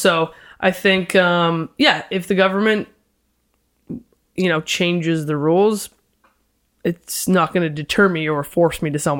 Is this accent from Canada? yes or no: yes; London, Ontario, Canada; moved away as an adult; now in Toronto, Canada; Born and raised in London. And then I moved to Toronto